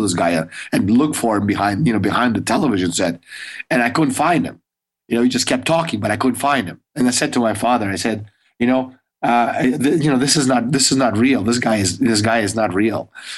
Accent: Russia; when I was a kid growing up in the Soviet Union, I, you know, you had like, we had like two channels and black and white.

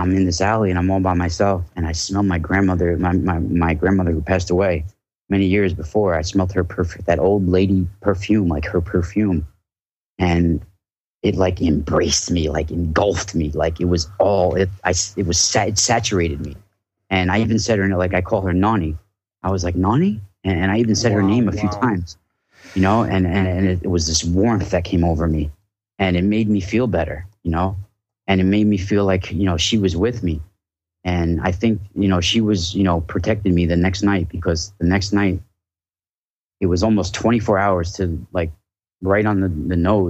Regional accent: Rockland County, Hudson Valley, New York, United States; I grew up in Rockland. It's right on the Hudson River there. But I live about 20 minutes north of there now

